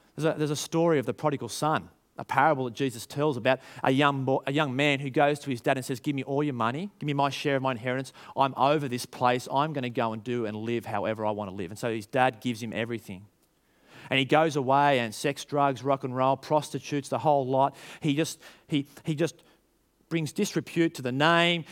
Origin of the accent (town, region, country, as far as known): Australia